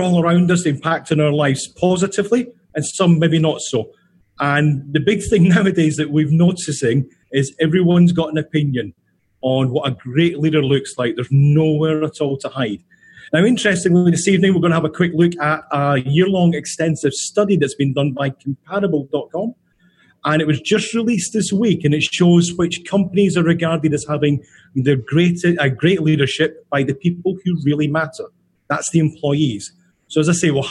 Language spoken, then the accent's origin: English; Scotland, United Kingdom; now in New York, United States